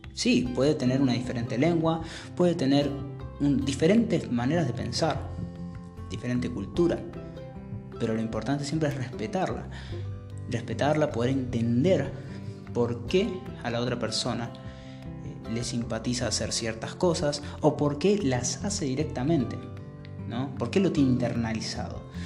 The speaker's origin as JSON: {"language": "Spanish", "country": "Argentina", "said": "soy argentino"}